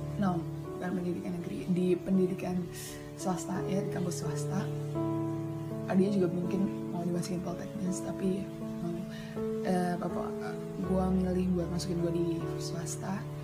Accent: Tanjung, Indonesia; gua ada di daerah Tanjung

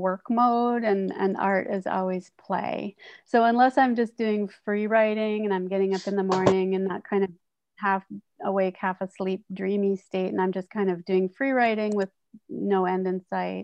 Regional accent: North Vancouver, British Columbia, Canada; when I was in growing up in North Vancouver, and that kind of preteen

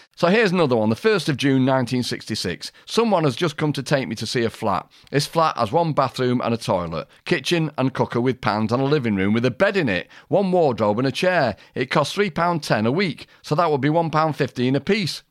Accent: Manchester, North West England, United Kingdom; I come from Manchester

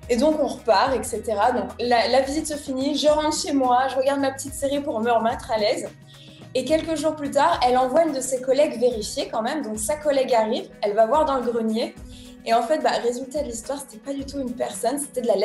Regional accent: Issoudun, Centre-Val de Loire, France; moi je suis née à Issoudun, c'est une toute petite ville dans le centre de la France en 1990, donc j'ai 31

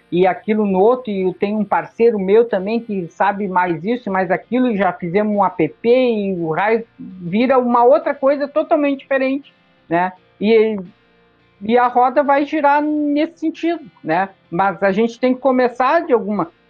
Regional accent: São Paulo, Brazil; Quer dizer, pô, eu sou lá de São Paulo. Aqui não tem nenhum evento anarcapitalista, não tem nada.

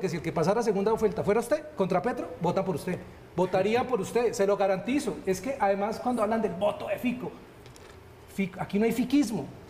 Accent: Bucaramanga, Santander, Colombia; yo soy de Bucaramanga

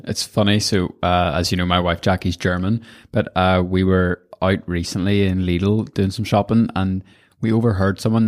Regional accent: Northern Ireland, United Kingdom; our wee country, Northern Ireland

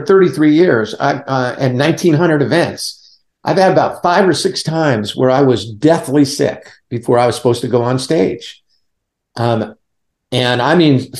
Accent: Southern California, United States; now in Barboursville, Virginia, United States; I grew up in Southern California. I was a Valley boy

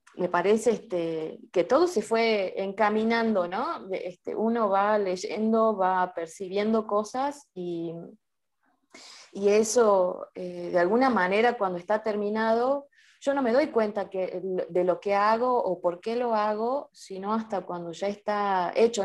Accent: Salta, Argentina; soy de Salta, Argentina

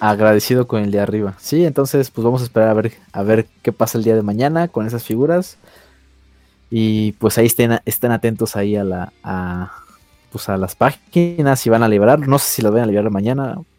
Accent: Mexico; nosotros como mexicanos

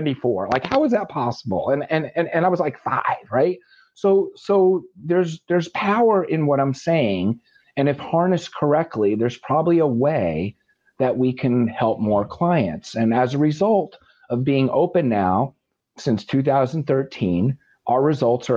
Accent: the Catskills, New York, United States; I grew up in the Catskills

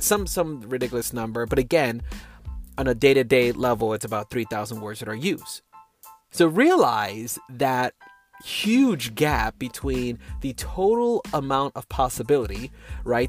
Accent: New York City, New York, United States; first language English; moved away as an adult; now in Texas, United States; I'm from New York City, and my family bloodline is from Puerto Rico, but I didn't grow up with Spanish as my first language. I'm American. I'm a New Yorker now that now lives in Texas

